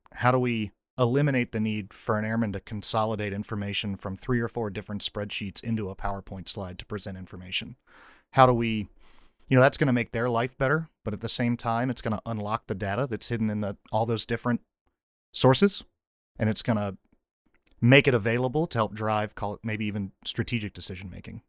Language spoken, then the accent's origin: English; North Carolina, United States; moved away as an adult; So I grew up in North Carolina, went to North Carolina State University.